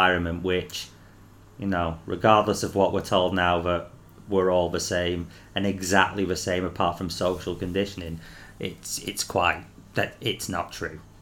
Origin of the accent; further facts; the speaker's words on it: England, United Kingdom; The beauty of being English